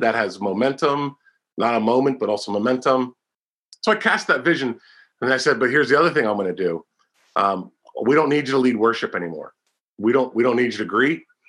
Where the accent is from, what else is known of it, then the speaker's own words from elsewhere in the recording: Pennsylvania, United States; 2007 to 2009 in my home state, Pennsylvania